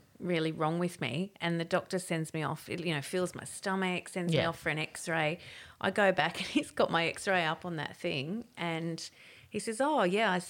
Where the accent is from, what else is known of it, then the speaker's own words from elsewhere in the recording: Canberra, Australian Capital Territory, Australia; I grew up in Canberra